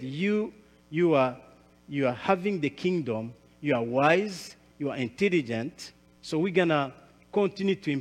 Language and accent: English; Rwanda; English is a second language; I'm from Rwanda.